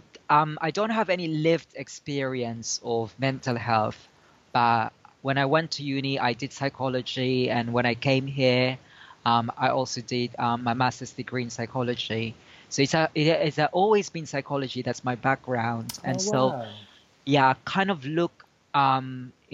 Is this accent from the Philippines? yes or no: yes; Philippines; now in United Kingdom; I was originally from the Philippines